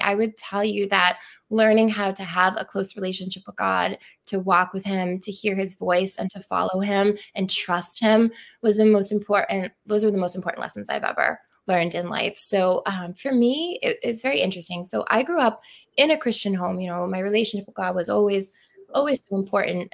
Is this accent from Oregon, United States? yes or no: no; Pembroke, Massachusetts, United States; also born or lived in Plymouth, Massachusetts; am originally from Pembroke and now um, from Plymouth